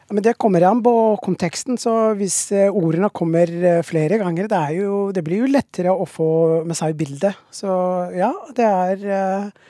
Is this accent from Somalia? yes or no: yes; Somalia; Norwegian is a second language; now in Norway; jeg er fra Somalia, og vi har ikke slett snø der. Liksom, så jeg kom jo til Norge